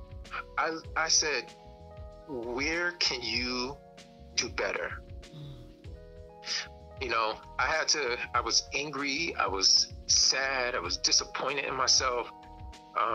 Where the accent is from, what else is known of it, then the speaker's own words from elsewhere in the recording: New York City, New York, United States; I grew up in Brownsville, Brooklyn in the crack 80s.